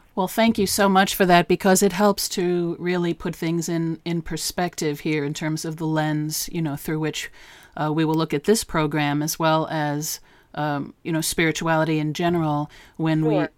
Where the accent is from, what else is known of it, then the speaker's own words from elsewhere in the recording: New York, United States; moved away as an adult; also born or lived in Maine; I'm from New York, mm-hmm. and my husband and I and our firstborn daughter um, actually moved up to Maine